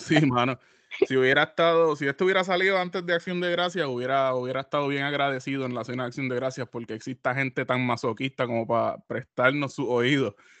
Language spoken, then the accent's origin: Spanish; Puerto Rico; como buen boricua